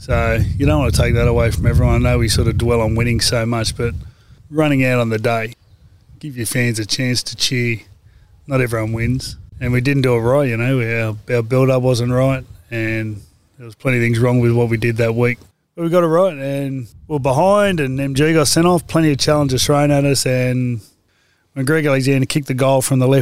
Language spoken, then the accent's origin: English; Penrith, New South Wales, Australia; I'm 18 from Penrith